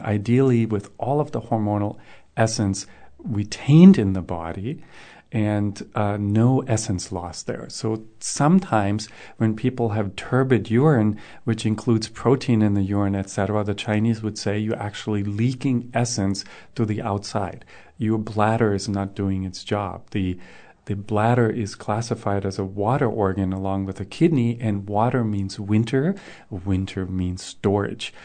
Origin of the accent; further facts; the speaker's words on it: Germany; moved away; I grew up in Germany